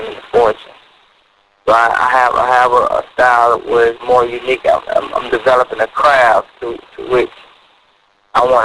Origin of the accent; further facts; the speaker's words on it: Florida, United States; also born or lived in Jersey City, New Jersey; I was raised in Bears Lake, Florida